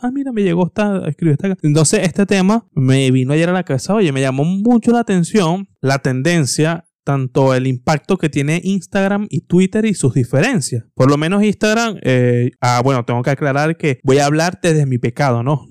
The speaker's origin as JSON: {"language": "Spanish", "country": "Venezuela", "also_born_or_lived": "Tenerife, Spain", "moved": "yes", "lives_now": "Spain"}